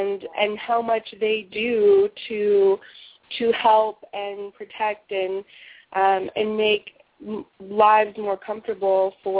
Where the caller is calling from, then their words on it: Washington, District of Columbia, United States; I'm calling from Washington, D.C.